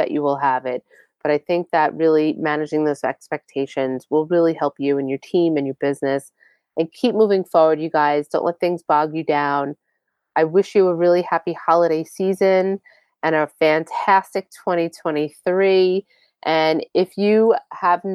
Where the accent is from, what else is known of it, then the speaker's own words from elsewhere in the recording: Long Island, New York, United States; I'm from Long Island